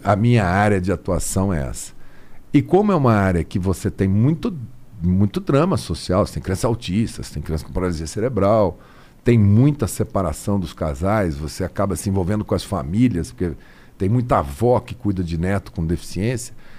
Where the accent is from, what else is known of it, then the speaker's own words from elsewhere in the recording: Campo Grande, Mato Grosso do Sul, Brazil; moved away; Eu sou de Campo Grande, de Mato Grosso do Sul